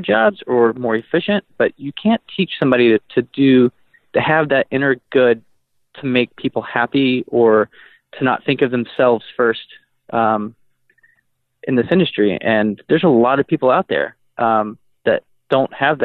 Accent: Texas, United States; moved away as an adult; now in Madison, United States; I'm from Texas, and so I left there when I was 25

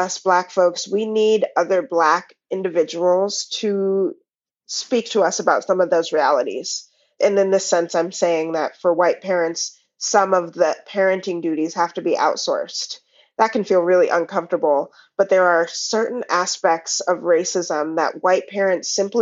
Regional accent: Pacific Northwest, United States; raised in the Pacific Northwest

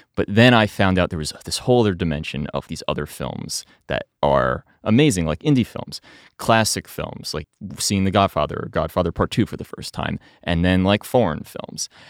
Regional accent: New Jersey, United States; I grew up in New Jersey

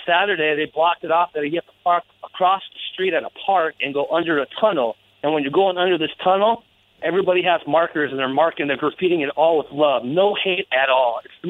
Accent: Santa Ana, California, United States; moved away as an adult; now in Minnesota, United States; I've been living here for about 3 years. I'm originally from Santa Ana, California.

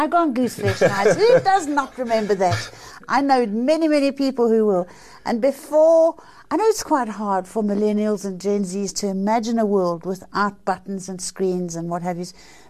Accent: South Africa; I was a little girl growing up in South Africa

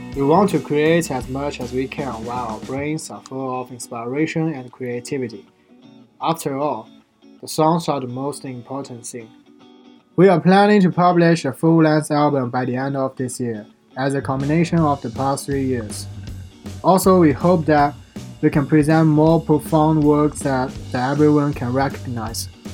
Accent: Shanghai, China; now in Xi'an, China; None of us local from Xi'an, but we choose to stay here after graduation. I'm from Shanghai.

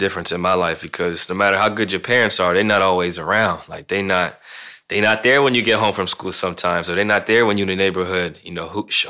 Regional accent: Canton, Ohio, United States; I'm from Canton, Ohio. So I was born and raised in Canton, Ohio, 15 minutes from Akron

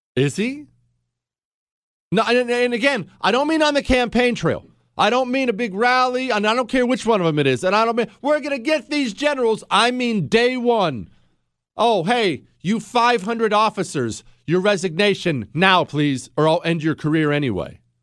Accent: United States; I'm an American

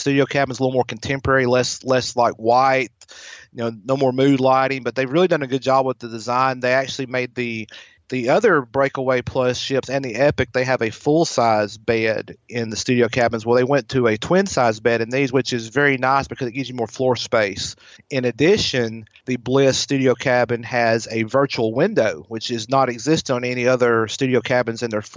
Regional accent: the South, United States; accent: Southern; I'm a Southern boy, as you can tell by my accent.

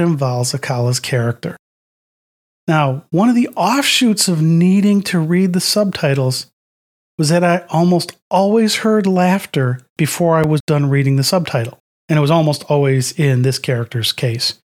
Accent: United States; we in the U S

